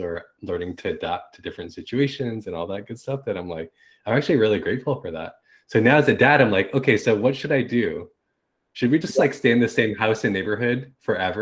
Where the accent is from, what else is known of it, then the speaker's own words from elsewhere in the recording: Toronto, Ontario, Canada; also born or lived in Mississauga; I was primarily born and raised in Toronto and Mississauga, but we moved around a lot